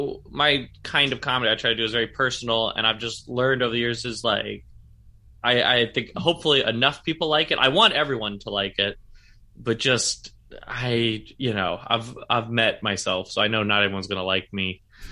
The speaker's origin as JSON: {"language": "English", "town": "Sacramento", "region": "California", "country": "United States", "lives_now": "San Francisco, United States", "said": "I'm from Sacramento originally, but I've lived in San Francisco. I started doing comedy in San Francisco, and I've lived here about 8 years."}